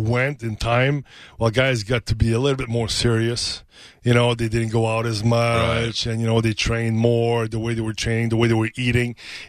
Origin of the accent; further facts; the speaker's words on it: Canada; I'm Canadian, man. I'm Canadian.